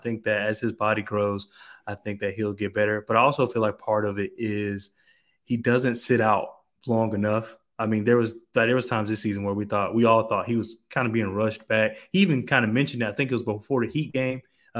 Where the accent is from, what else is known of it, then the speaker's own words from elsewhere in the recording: North Carolina, United States; now in Georgia, United States; so I'm from North Carolina, live in Georgia.